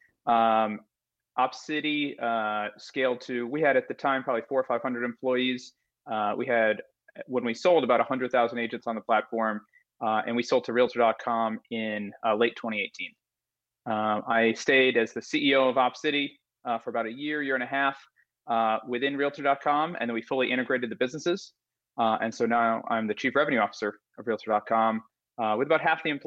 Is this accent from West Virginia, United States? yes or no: no; Connecticut, United States; moved away as an adult; also born or lived in Philadelphia; I'm from Connecticut, like you. Grew up there, went to school in Philadelphia.